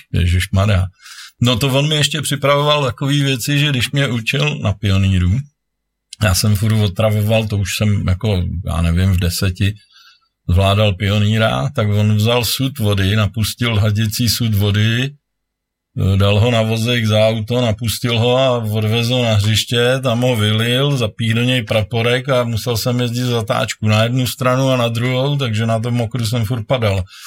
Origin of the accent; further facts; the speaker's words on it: Příbram, Central Bohemian Region, Czechia; Já jsem z Příbramy